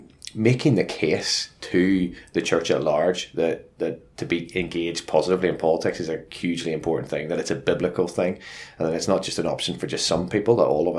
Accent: Luton, East of England, United Kingdom; as you can tell from the accent, I'm from Luton

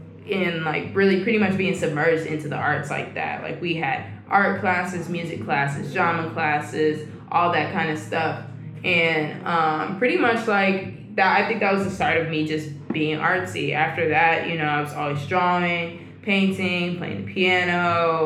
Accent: Atlanta, Georgia, United States; I'm from Atlanta, Georgia, Southwest, Cascade

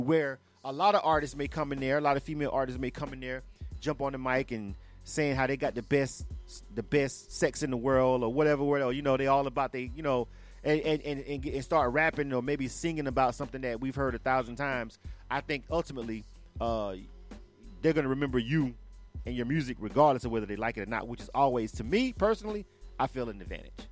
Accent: Panama City, Florida, United States; I'm born and raised in Florida. Uh, I'm from mm. Panama City. I'm from the Panhandle

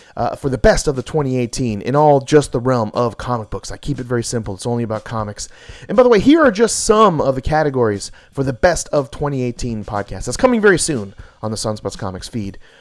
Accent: Hawaii, United States; I'm Hawaiian as well.

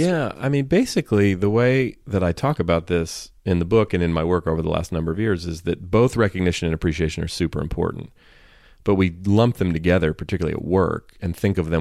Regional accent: Oakland, California, United States; I grew up in Oakland, California.

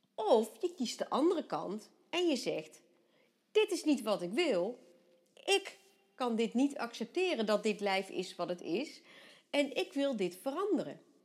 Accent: Vught, North Brabant, Netherlands; bij ons in Vught

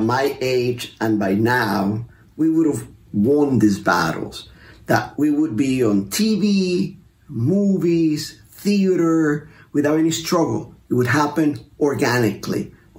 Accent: Vega Alta, Puerto Rico; moved away as an adult; I am from Puerto Rico, a little town called Vega Alta.

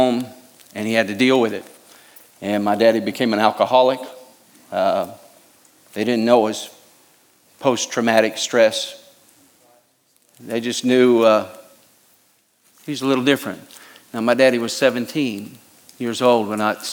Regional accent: United States; I love America. I'm American. I was raised to be a patriot.

